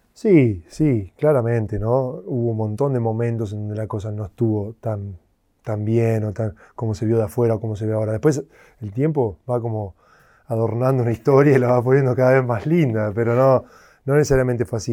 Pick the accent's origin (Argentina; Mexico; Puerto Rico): Argentina; moved away; estaba creciendo en Argentina